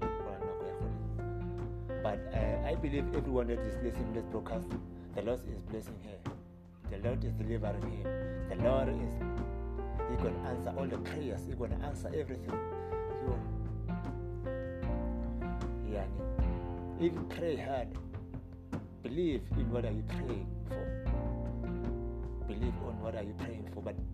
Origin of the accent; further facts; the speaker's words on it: Kuruman, Northern Cape, South Africa; from Hamotlaro, Kuruman, is where I belong. Batlaros is my hometown